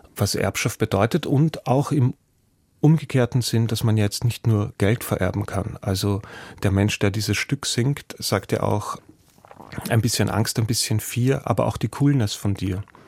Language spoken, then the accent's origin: German; Austria; mir als Österreicher